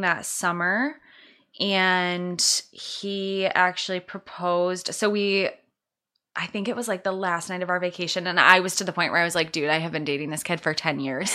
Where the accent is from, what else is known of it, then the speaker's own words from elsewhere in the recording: Escanaba, Michigan, United States; moved away; I'm from Escanaba